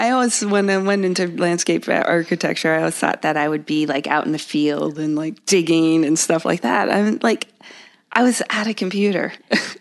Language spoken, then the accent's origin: English; Connecticut, United States; also born or lived in London, England; I grew up in Connecticut